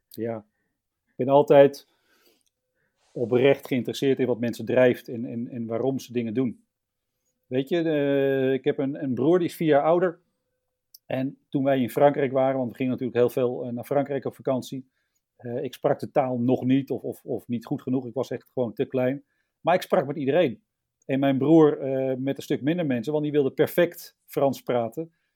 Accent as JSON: {"language": "Dutch", "town": "Lisse", "region": "South Holland", "country": "Netherlands", "tie": "born or raised there", "also_born_or_lived": "Amsterdam / Sassenheim", "moved": "yes", "lives_now": "Emmen, Netherlands", "said": "Ik ben in Amsterdam geboren. In, uh, in Buitenveld om precies te zijn verhuisd eh, naar eh, Lisse toen ik eh, zeven was."}